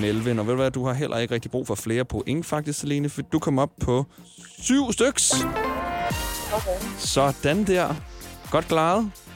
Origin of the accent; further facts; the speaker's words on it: Ballerup, Capital Region of Denmark, Denmark; jeg er omkring fra Ballerup